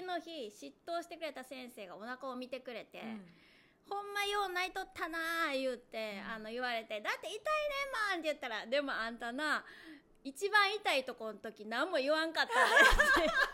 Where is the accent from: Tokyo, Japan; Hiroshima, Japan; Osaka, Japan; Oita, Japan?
Osaka, Japan; 私はまあ大阪育ち大阪生まれなんで